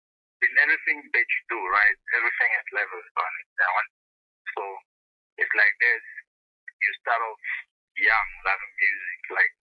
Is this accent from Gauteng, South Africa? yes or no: yes; Pretoria, Gauteng, South Africa; I'm from Pretoria, Kgogamasigcwala.